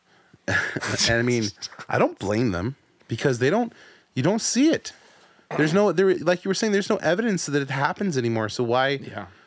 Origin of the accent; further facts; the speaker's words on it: United States; also born or lived in San Diego; us being Americans, us living in the city we live